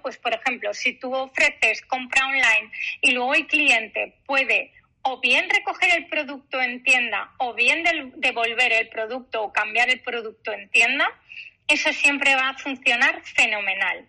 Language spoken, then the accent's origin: Spanish; Galicia, Spain; Yo como buena gallega